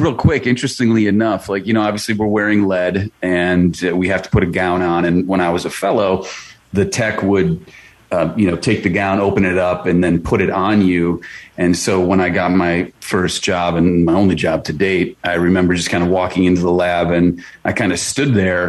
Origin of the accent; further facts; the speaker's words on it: Wisconsin, United States; moved away as an adult; now in Ohio, United States; I'm originally from Wisconsin